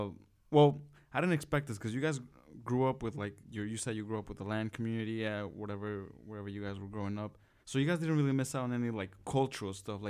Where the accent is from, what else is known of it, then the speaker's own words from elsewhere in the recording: New York City, New York, United States; when I grew up here